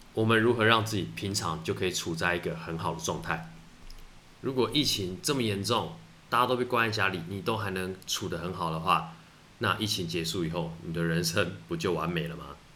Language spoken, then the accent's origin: Chinese; Taitung, Taitung County, Taiwan; 我是从台东，从小从台东出生长大的